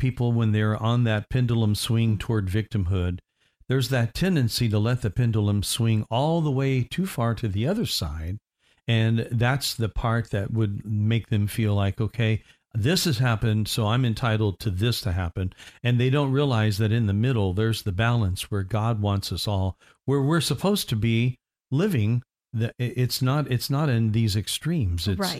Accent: Indiana, United States; I was told all my life I was going to be 6'3", and I'm from Indiana, and I'm a basketball lover.

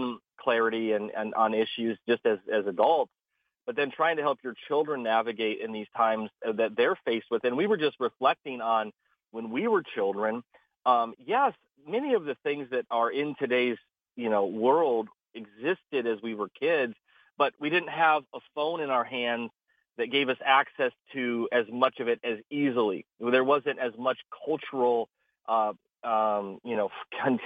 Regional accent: Midwest, United States; moved away as an adult; also born or lived in South Dakota; now in Kissimmee, United States; I grew up in the Midwest.

